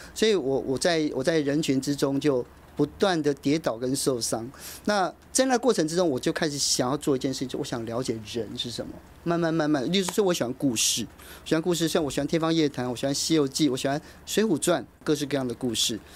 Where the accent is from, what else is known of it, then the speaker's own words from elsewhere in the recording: Taiwan; 我们台湾人真的没有办法想象这样的生活